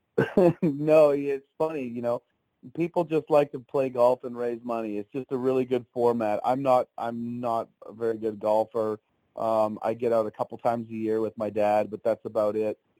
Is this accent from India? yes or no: no; Pembroke, Ontario, Canada; moved away as an adult; now in Tennessee, United States; I do a charity fundraiser in my hometown of Pembroke, Ontario.